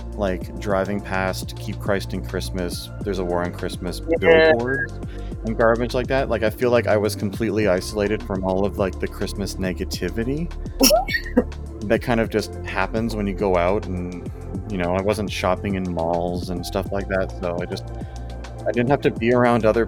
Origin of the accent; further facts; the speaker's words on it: Canada; we're Canadian